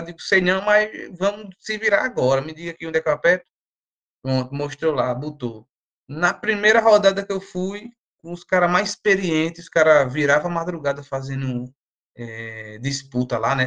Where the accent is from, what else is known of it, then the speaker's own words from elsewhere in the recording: Brazil; enquanto brasileiro